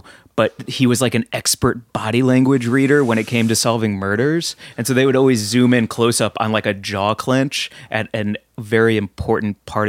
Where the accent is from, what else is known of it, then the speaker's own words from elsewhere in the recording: United States; I'm so American.